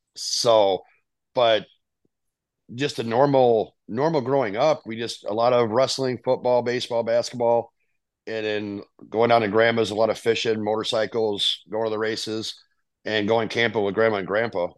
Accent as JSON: {"language": "English", "town": "Rockford", "region": "Illinois", "country": "United States", "tie": "born or raised there", "said": "I'm from Rockford, Illinois. Uh, I have a sister and a brother. Um, they're both older than I am. My brother's six years older. My sister is, I believe, nine years older than"}